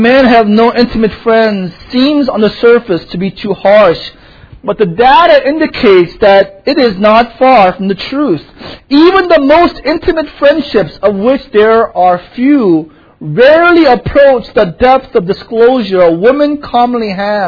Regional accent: South Korea; now in United States; for most, a bulk of my life, I grew up in Korea

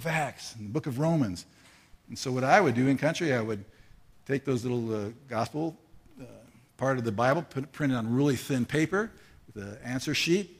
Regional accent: United States; moved away as an adult; also born or lived in Morocco; I'm an American

